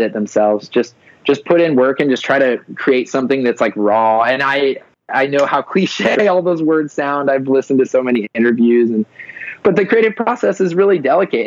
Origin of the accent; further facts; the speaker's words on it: Ohio, United States; I'm from Ohio